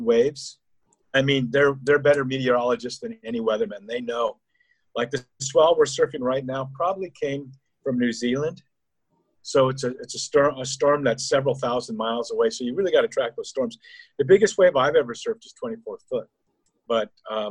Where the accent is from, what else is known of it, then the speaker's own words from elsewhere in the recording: Santa Cruz, California, United States; also born or lived in North Dakota / Waikiki, Hawaii; now in Honolulu, United States; I was actually born in North Dakota, but when I was a young kid, my dad started talking to me about moving to California, to the Santa Cruz area.